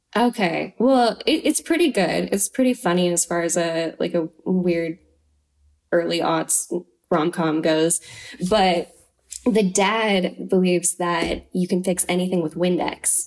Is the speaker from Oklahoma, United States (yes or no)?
no; Troy, Idaho, United States; I'm from Troy, Idaho. It's like on the Palouse terrain.